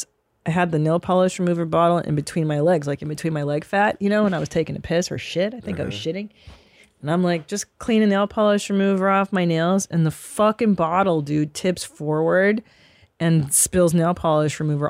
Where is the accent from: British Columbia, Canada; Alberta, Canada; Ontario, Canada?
Ontario, Canada; Windsor; born there; I was born in Windsor, Ontario.